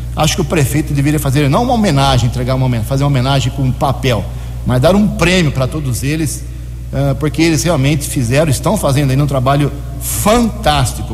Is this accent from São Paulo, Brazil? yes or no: yes; Americana, São Paulo, Brazil; na condição de cidadão americanense, nasci aqui em Americana, nunca morei um dia fora de Americana